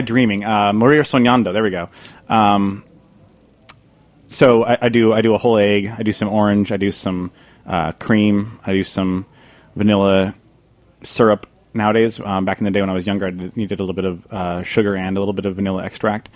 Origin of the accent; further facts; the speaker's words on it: Vermont, United States; now in New York City, United States; I grew up in Vermont, surrounded by the organic farming community up there